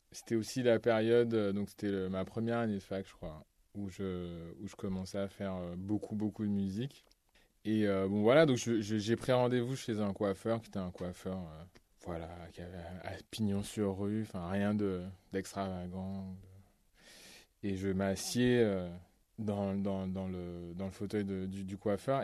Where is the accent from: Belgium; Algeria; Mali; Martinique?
Martinique; j'ai grandi en Martinique